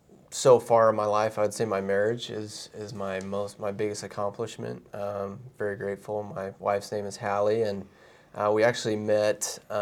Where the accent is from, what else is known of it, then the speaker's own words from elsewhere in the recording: Kansas City, Missouri, United States; born there; now in Utah, United States; I was born in Kansas City though, so I'm a little bit familiar.